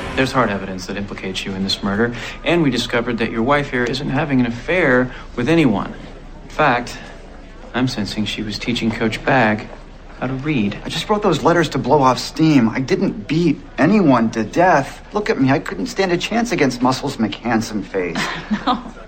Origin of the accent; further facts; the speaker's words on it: Oklahoma, United States; I grew up in Oklahoma